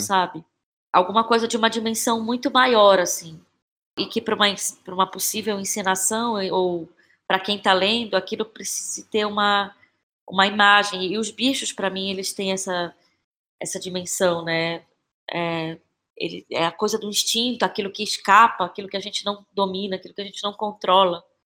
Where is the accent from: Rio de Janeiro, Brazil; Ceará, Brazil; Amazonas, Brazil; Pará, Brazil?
Pará, Brazil; Belém; now in São Paulo, Brazil; Eu sou de Belém